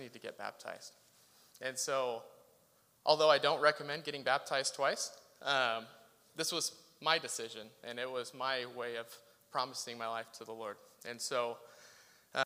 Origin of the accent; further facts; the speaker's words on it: Salem, Oregon, United States; I grew up here in Northeast Salem.